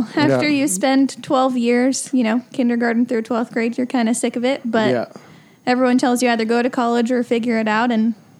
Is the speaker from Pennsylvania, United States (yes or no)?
no; Leander, Texas, United States; also born or lived in New Jersey / California; I was born in New Jersey. I lived there for about 8 years, spent a year in California, and I've been in Leander, Texas since I was 10.